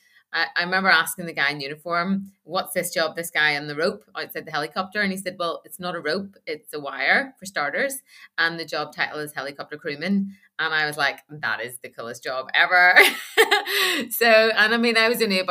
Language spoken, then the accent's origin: English; Northern Ireland, United Kingdom; moved away as an adult; I grew up in a little town in Northern Ireland, which was about 13 miles from Belfast